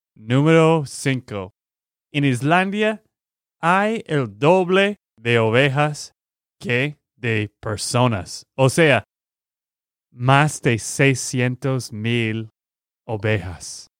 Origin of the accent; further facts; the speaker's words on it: Texas, United States; de Texas, Estados Unidos